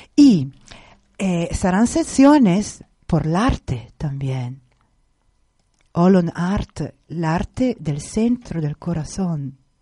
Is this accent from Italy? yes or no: yes; Italy; Spanish is a second language; moved away; como italiana